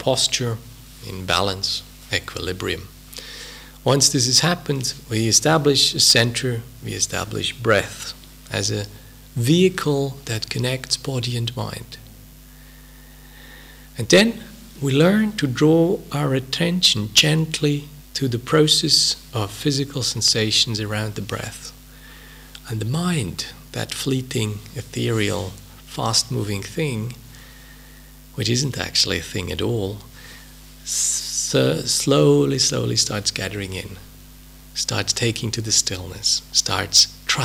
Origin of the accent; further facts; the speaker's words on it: Switzerland; English is a second language; moved away as an adult; also born or lived in United Kingdom; I'm a native of a hilly Swiss country somewhere 1,000 kilometers down south